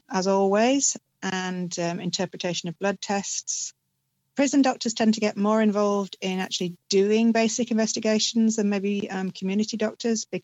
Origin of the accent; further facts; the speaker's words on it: United Kingdom; So, first and foremost, I'm a British GP